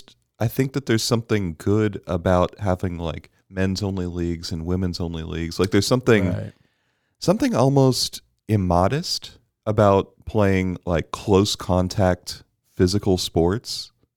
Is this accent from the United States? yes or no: no; Bermuda; Because I grew up in Bermuda and we didn't have this category.